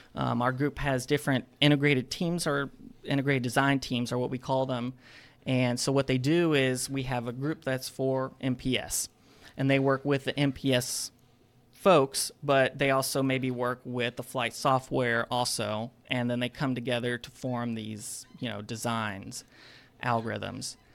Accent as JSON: {"language": "English", "town": "Madison", "region": "Alabama", "country": "United States", "tie": "born or raised there", "said": "I am from Madison, Alabama, which is that small town surrounded by Huntsville"}